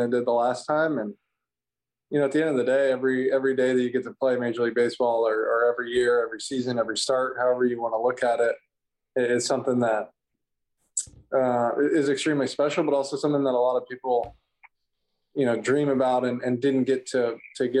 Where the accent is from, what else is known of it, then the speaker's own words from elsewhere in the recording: Kentucky, United States; growing up in Kentucky